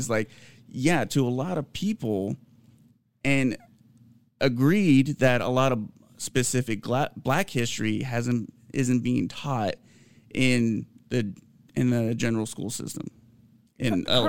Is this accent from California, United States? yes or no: yes; California, United States; which I was raised in California. I really don't know much about Nevada Day.